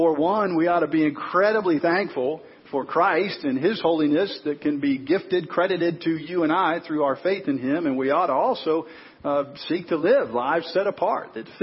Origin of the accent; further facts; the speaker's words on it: Chicago, Illinois, United States; a guy that grew up in Chicago, fan of the Bulls